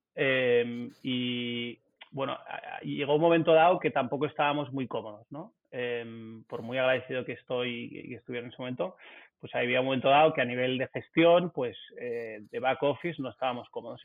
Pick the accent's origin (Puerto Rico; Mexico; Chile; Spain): Spain; Barcelona, Catalonia; also born or lived in south of England; Vivo y nací en Barcelona